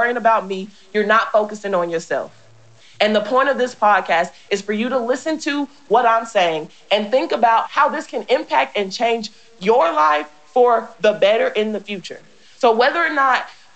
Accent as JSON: {"language": "English", "country": "United States", "said": "I am an American"}